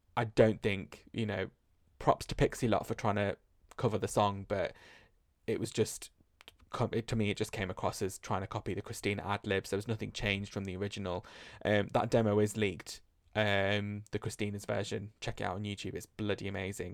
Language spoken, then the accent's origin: English; United Kingdom; accent: British; my British accent